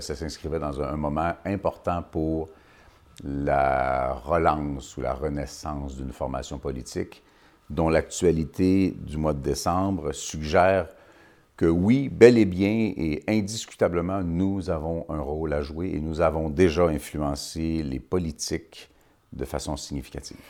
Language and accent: French; Quebec, Canada; Je suis un Québécois